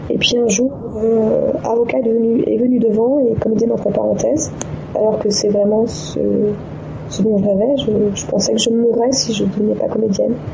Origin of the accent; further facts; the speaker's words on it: Djibouti; Je suis parti à 5 ans et demi vivre à Djibouti en 1981. J'ai suivi mes parents. Et euh, voilà, donc j'ai grandi ensuite à Djibouti.